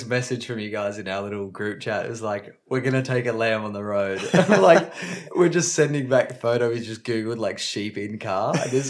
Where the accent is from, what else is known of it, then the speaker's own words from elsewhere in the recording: Adelaide, South Australia, Australia; we're from Adelaide